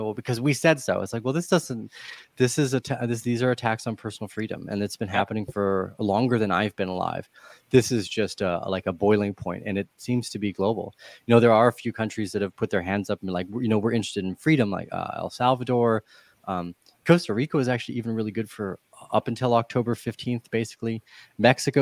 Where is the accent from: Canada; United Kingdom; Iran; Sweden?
Canada; moved away as an adult; I moved away from Canada a bunch of years ago